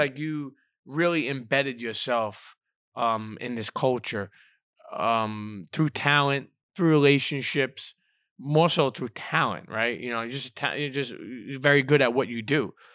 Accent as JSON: {"language": "English", "town": "New York City", "region": "New York", "country": "United States", "tie": "born or raised there", "said": "first half of my life, um, growing up in Brooklyn"}